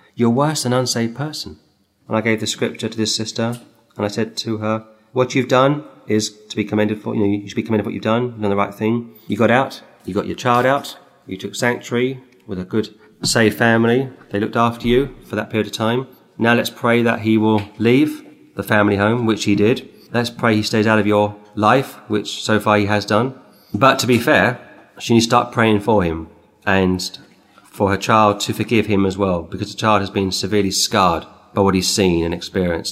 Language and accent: English; England, United Kingdom; as an English uh, citizen